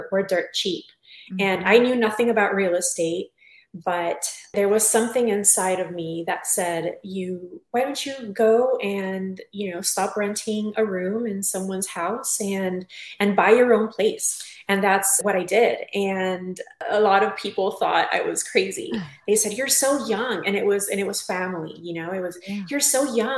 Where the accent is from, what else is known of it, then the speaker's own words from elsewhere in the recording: Tijuana, Baja California, Mexico; moved away as an adult; also born or lived in San Diego, California; I am originally from Tijuana, Mexico, and when I was about 20 years old, moved to San Diego, California, sunny San Diego